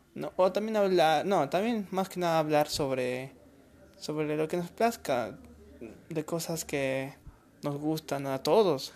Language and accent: Spanish; Peru; en mi país bueno en Perú